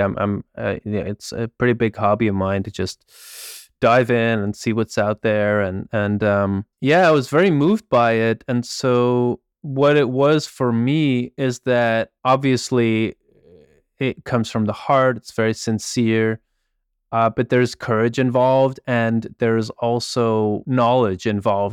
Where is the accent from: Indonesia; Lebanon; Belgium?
Belgium; I grew up in Belgium